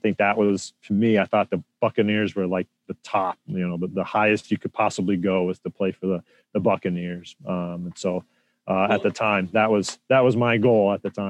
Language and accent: English; Des Moines, Iowa, United States; growing up in Iowa, it wasn't a hockey hotbed, right? And so, hockey was very popular amongst a real small following in Des Moines, particularly where I grew up.